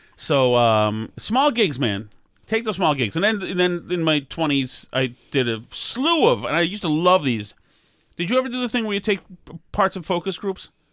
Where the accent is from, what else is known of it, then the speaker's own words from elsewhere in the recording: Massachusetts, United States; I'm from Massachusetts where you're supposed to love the Kennedys